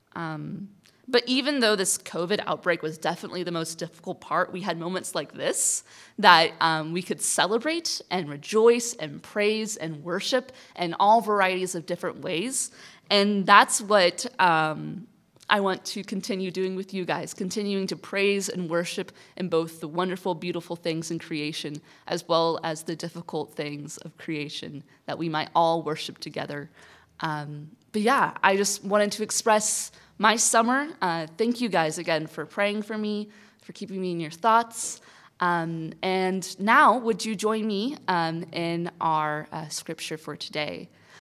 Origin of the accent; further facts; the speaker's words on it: Kansas, United States; I'm from Kansas